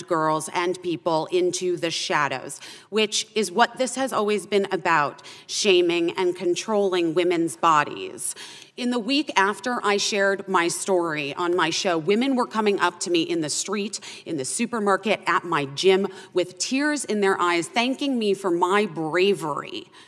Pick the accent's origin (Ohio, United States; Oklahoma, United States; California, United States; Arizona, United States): Arizona, United States; born or raised there